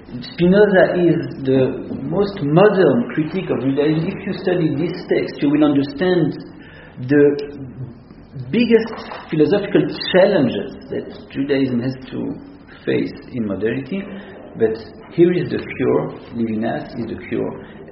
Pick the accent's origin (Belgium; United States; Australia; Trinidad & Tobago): Belgium; Antwerp, Flanders; moved away; also born or lived in Israel; I grew up in Antwerp, I told you, in the 80s.